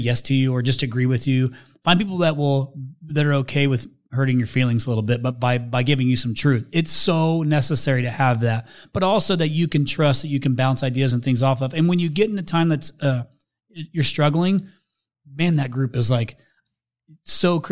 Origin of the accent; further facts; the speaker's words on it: Midwest, United States; also born or lived in Indiana; I'm a Midwesterner